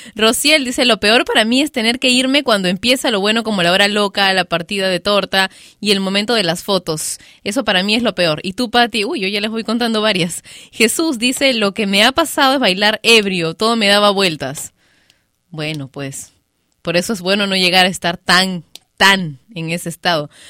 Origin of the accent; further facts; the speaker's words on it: Peru; aquí en mi país, Perú